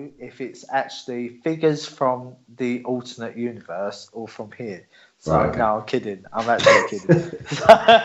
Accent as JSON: {"language": "English", "region": "England", "country": "United Kingdom", "moved": "as an adult", "lives_now": "Cyprus"}